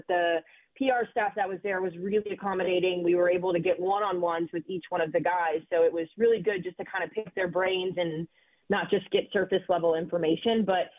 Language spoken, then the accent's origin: English; Texas, United States; my home state of Texas.